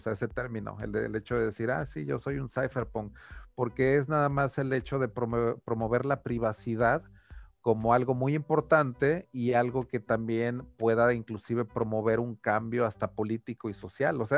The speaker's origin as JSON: {"language": "Spanish", "country": "Venezuela"}